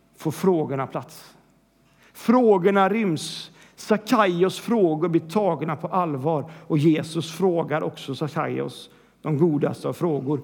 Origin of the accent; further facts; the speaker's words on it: Sweden; vi vill vara mainstream som svenskar